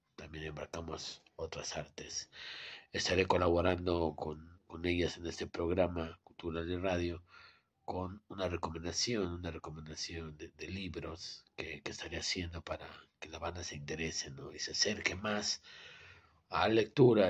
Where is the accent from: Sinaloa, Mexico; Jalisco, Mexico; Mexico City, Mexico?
Mexico City, Mexico; Soy su amigo y servidor poeta y escritor de Ciudad de México